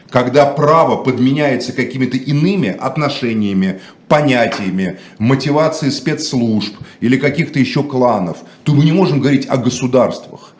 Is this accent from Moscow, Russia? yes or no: yes; Moscow, Russia; я не считаю себя украинцем. Отец. Я москвич, родился в Москве.